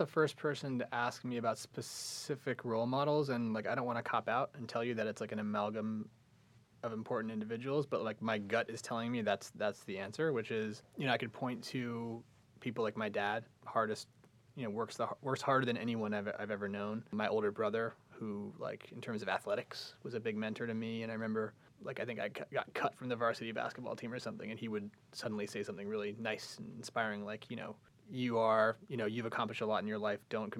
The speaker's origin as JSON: {"language": "English", "country": "United States", "tie": "born or raised there", "also_born_or_lived": "Singapore / South Florida / Philadelphia", "moved": "yes", "said": "I ended up growing up in South Florida and then suburban Philadelphia."}